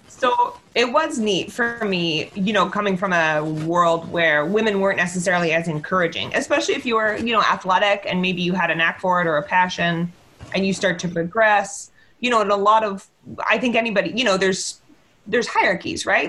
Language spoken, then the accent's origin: English; Victoria, British Columbia, Canada; also born or lived in Calgary; I grew up in Victoria